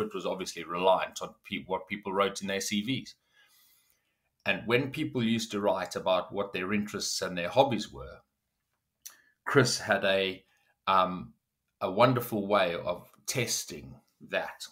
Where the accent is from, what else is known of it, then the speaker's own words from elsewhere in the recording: South Africa; moved away as an adult; now in United Kingdom; I grew up in South Africa